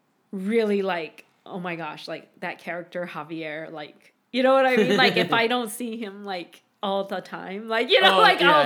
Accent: United States; I am Japanese American. So I was born here. I'm like one and a half generation. My mom is first. My dad is second.

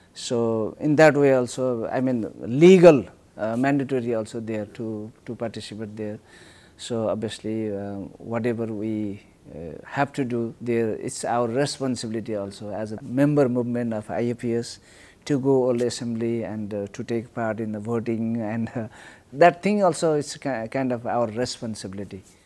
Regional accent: Mongolia; I am from Mongolia

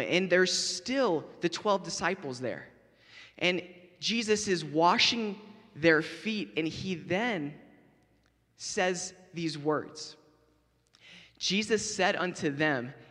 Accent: Florida, United States; I grew up in Florida, so we had orange trees everywhere.

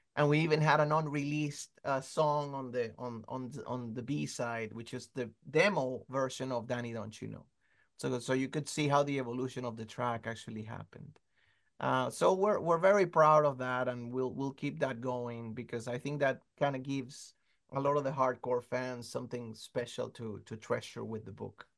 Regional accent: Caracas, Capital District, Venezuela; I'm from Caracas, Venezuela

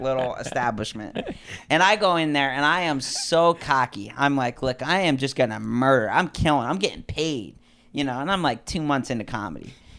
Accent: New Haven, Connecticut, United States; moved away; also born or lived in Lawndale / Hollywood; I'm from New Haven, Connecticut, which is, like, uh, I grew up in the, like, outskirts

